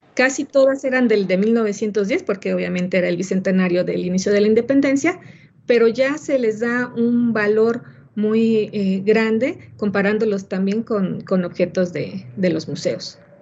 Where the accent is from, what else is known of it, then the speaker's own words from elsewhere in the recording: Mexico; nuestra cultura como mexicanos